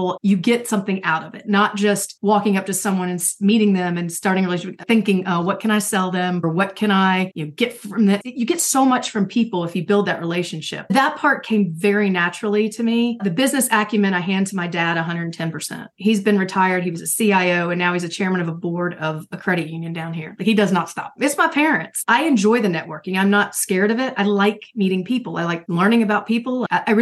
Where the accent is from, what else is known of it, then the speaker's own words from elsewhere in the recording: the South, United States; I was raised in the South